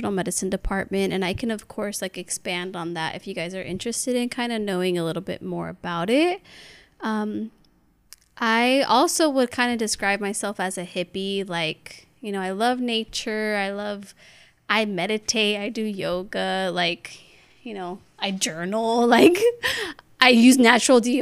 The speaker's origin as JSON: {"language": "English", "region": "California", "country": "United States", "tie": "born or raised there", "said": "I'm the only one born here in California"}